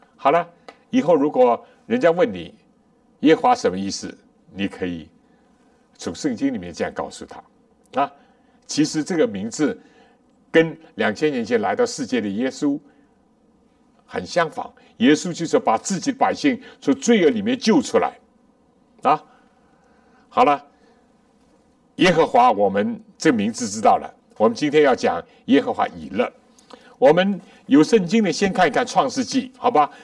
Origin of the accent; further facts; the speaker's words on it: China; 我们中国人